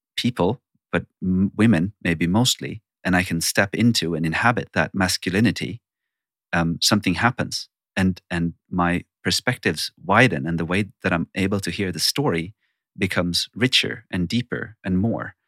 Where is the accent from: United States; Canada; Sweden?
Sweden; I'm born and raised in Sweden